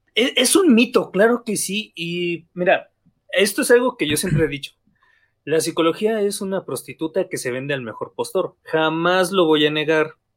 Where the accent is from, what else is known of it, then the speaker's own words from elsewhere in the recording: Mexico; este cansancio como mexicanos, porque a fin de cuentas vivimos una realidad